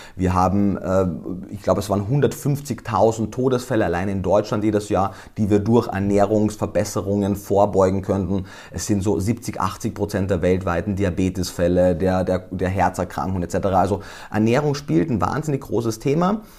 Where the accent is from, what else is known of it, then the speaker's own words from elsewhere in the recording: Austria; moved away; Ich komme ja, wie man wahrscheinlich jetzt schon gehört hat, ursprünglich aus Österreich.